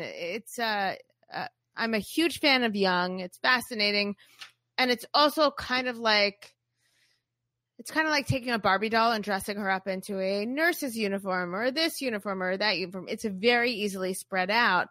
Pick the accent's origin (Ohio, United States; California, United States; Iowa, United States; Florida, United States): Florida, United States; Boca Raton; I'm from Boca